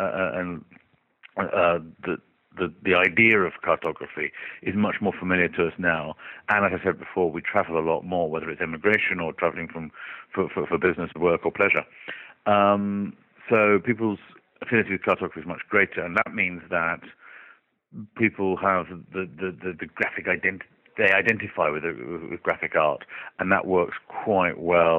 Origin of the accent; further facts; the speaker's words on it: Oxford, South East England, United Kingdom; my hometown, which is Oxford